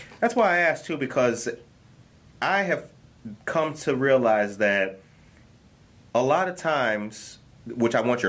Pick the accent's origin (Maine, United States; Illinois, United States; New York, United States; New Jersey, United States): Illinois, United States; Harvey; I grew up in Harvey.